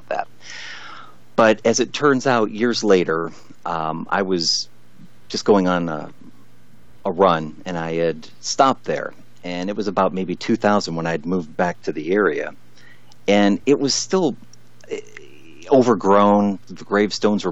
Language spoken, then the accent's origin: English; Columbia Road, Ohio, United States; my brother and I grew up on Columbia Road